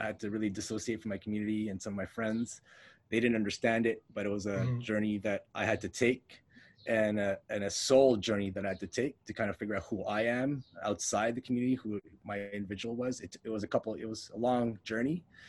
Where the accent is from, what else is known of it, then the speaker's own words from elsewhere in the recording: Montreal, Quebec, Canada; Okay, so I could say growing up, I grew up Filipino, but somewhere along the way, I lost touch with it.